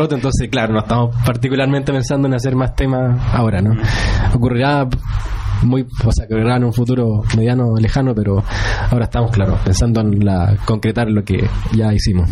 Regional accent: Chile; soy chileno

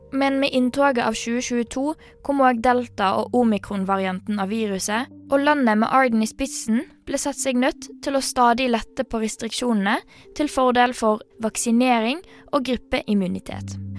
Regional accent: Bergen, Vestland, Norway; Jeg vokste opp i Bergen.

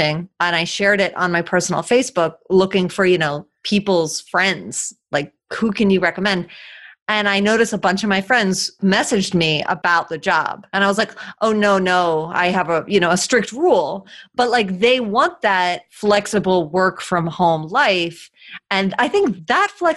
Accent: Philadelphia, Pennsylvania, United States; moved away as an adult; also born or lived in Argentina; now in Philadelphia, United States; we moved from Argentina back to Philadelphia, where I was born and raised

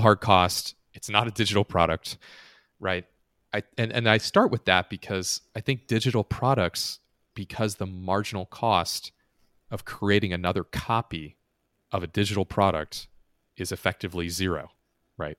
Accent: United States; an American who's lived in the States and never elsewhere

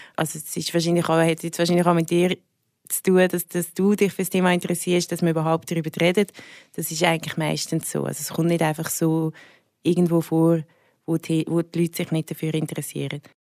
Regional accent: Willisau, Lucerne, Switzerland; also born or lived in Zurich (Schwammendingen); Also ich bin in Zürich aufgewachsen, in Schwammendingen. Und bin dann mega, also sehr jung, mit 8 auf Willisau gezogen, das ist im Luzerner Hinterland

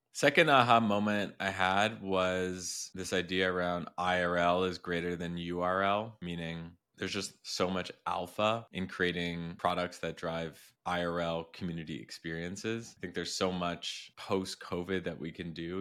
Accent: Montreal, Quebec, Canada; now in Miami Beach, United States; I'm from Montreal

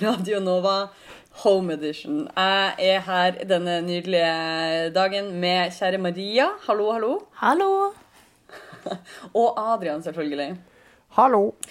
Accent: Northern Norway, Norway; jeg er fra Nord-Norge

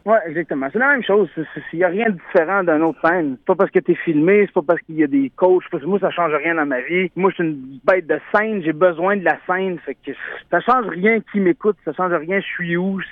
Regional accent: Saint-Joseph-de-Beauce, Quebec, Canada; je viens de Saint-Joseph de Beauce

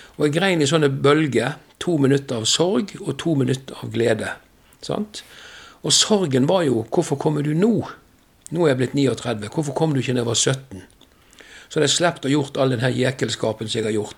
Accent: west of Bergen, Vestland, Norway; Jeg kommer vest for Bergen, derfor er jeg havstril

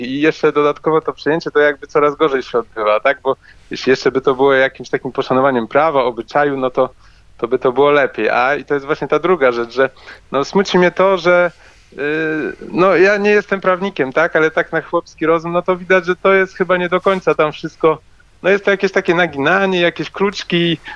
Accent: Wrocław, Lower Silesian Voivodeship, Poland; ja jestem z Wrocławia

